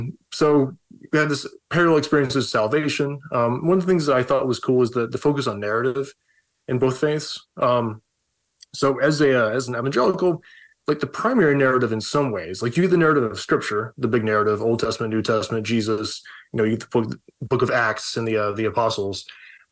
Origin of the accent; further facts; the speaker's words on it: the South, United States; moved away; I grew up evangelical in the South, and, you know, like everybody was Baptist